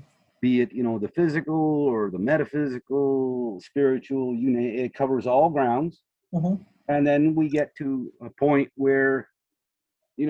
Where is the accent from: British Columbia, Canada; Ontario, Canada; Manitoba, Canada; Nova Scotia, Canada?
Nova Scotia, Canada; Growing up in Nova Scotia on the shore